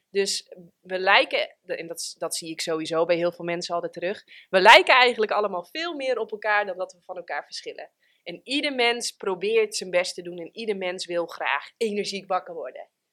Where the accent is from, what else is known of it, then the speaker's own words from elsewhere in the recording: Friesland, Netherlands; Ik ben geboren in Friesland